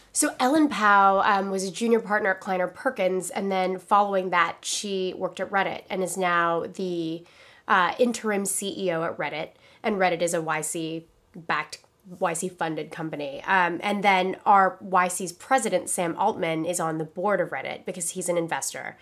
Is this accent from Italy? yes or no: no; Philippines; moved away; I'm from the Philippines, like, I was born there.